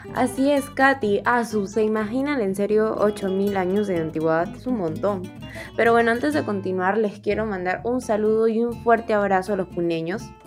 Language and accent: Spanish; Peru